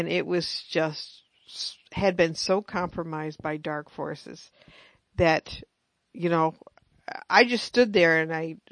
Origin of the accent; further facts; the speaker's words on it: United States; me being American